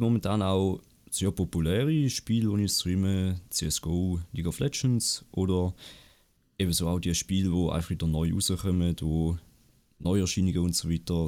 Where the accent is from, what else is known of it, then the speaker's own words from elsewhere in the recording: Appenzell Ausserrhoden, Switzerland; ich komme aus Appenzell Ausserrhoden